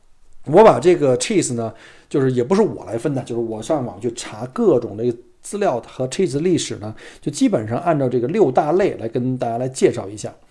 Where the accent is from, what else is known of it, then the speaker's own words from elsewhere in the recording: Beijing, China; 我呢，就一土生土长的北京人啊，当然可能北京人听我的口音并不北京了，因为从小生产生长在这个燕山石化。